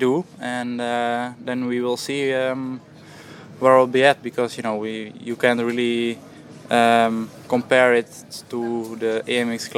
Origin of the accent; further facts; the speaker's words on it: Netherlands; I'm from Holland